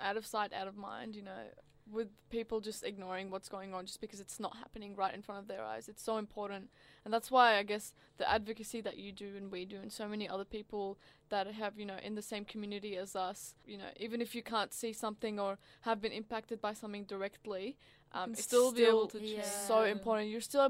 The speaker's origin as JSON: {"language": "English", "country": "Syria", "said": "I was kind of waiting to tell them, like, I'm from Syria and I do a podcast and I, like, done this and that and I'm a migrant"}